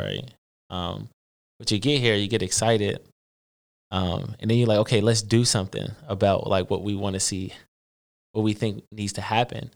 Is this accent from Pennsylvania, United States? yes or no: yes; Philadelphia, Pennsylvania, United States; I'm originally from West Philly. Um, I got a older brother, a little brother. little sister, uh, grew up with two parents